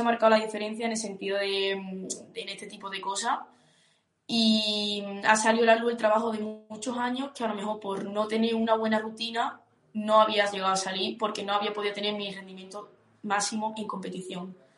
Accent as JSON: {"language": "Spanish", "town": "Huelva", "region": "Andalusia", "country": "Spain", "moved": "as an adult", "lives_now": "León, Spain", "said": "soy de Huelva y hace año y medio me fui a estudiar a León"}